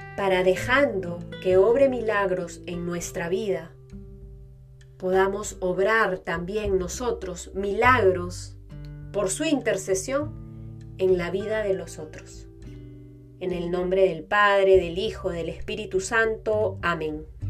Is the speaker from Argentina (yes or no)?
no; Peru; esta devoción que es parte de nuestra identidad como peruanos